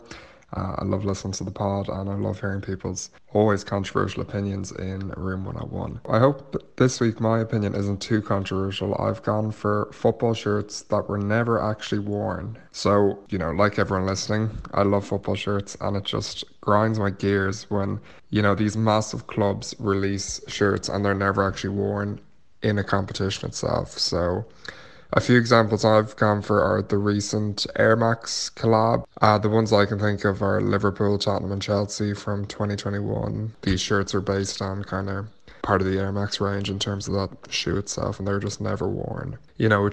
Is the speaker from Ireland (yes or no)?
yes; Ireland; I am from Ireland.